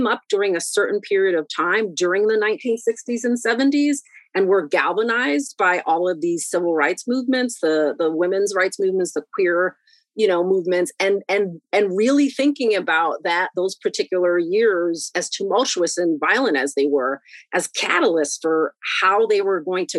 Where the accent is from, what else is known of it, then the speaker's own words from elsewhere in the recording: Boston, Massachusetts, United States; also born or lived in New York; I was born in New York, and then my parents separated in the early 1980s is when my mom relocates with me and my brothers to Boston, and right. Then we spend many years here. So I've been mostly educated here